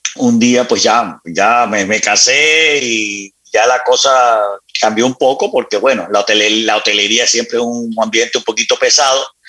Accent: Barranquilla, Atlántico, Colombia; now in Miami, United States; nací en Barranquilla, luego nos trasladamos con mi madre, nos trasladamos a la ciudad de Miami

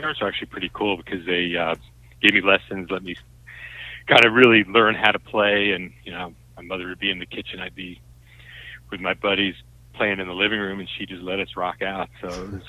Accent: outside New York City, New Jersey, United States; moved away as an adult; I grew up in right outside New York City, about 10 miles outside of New York.

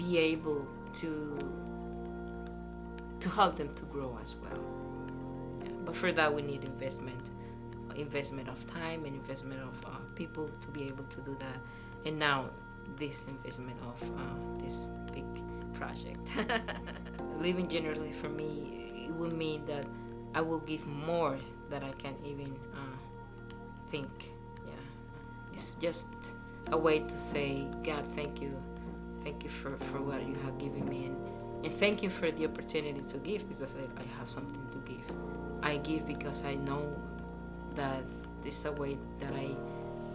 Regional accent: Panama; moved away as an adult; I came from Panama, my home country.

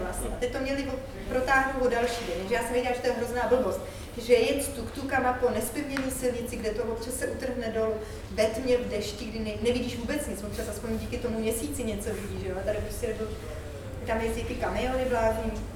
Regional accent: Czechia; jsem hrozně jako hrdá, pišná na to, že jsem Čech

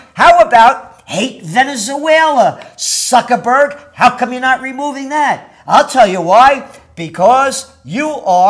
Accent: Yonkers, New York, United States; also born or lived in Bronx, New York; Like when we were kids, when we moved to Yonkers, when it was the country, after we moved from the Bronx

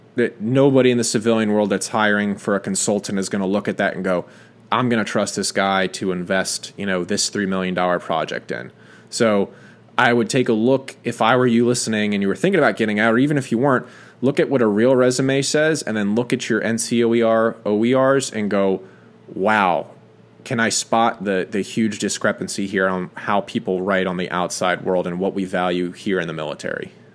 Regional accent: United States; as an American

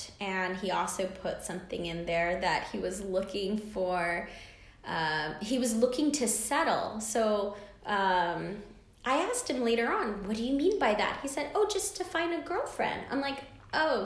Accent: United States; I'm an American girl.

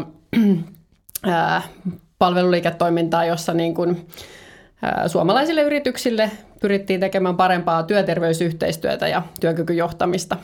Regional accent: Turku, Southwest Finland, Finland; moved away as an adult; now in Helsinki, Finland; mä oon Turun seudut kotoisin

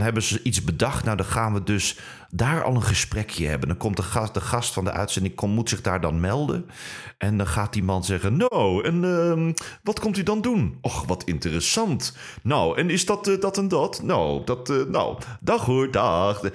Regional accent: Netherlands; accent: Dutch; now in Germany; hier in Duitsland werkt en ze horen dat je in Nederland accent hebt

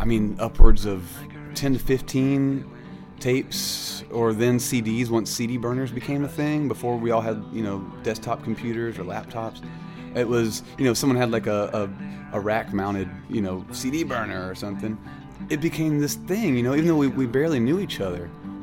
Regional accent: Irmo, South Carolina, United States; moved away; also born or lived in Seattle; I grew up in Irmo, South Carolina. It's like a satellite town of the capital, Columbia, South Carolina.

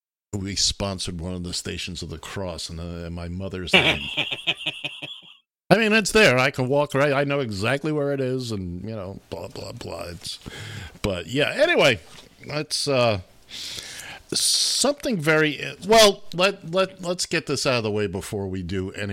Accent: New York City, New York, United States; Being an Irish Catholic kid from Manhattan

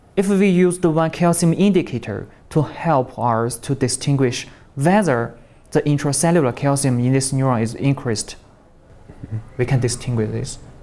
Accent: Shandong, China; English is a second language; moved away; also born or lived in Shaanxi; I was born in Shandong Province, Shandong uh, province. Uh, East Province of China

